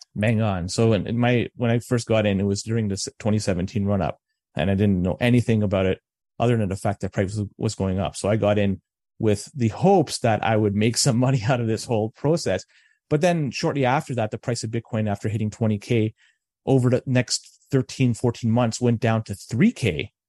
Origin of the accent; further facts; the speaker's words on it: Toronto, Ontario, Canada; now in Oakville, Canada; I was born and raised in Toronto